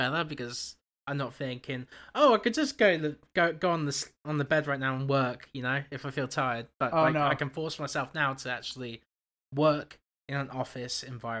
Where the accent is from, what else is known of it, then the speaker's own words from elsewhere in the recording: Canada; I'm too Canadian.